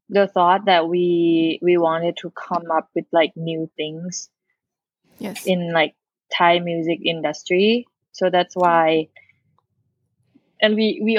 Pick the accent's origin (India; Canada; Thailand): Thailand; we're from Thailand.